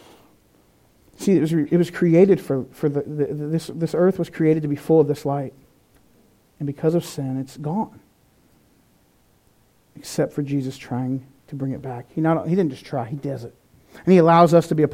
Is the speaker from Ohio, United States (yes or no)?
no; North Carolina, United States; I'm from North Carolina, where people say mean things and then say, bless your heart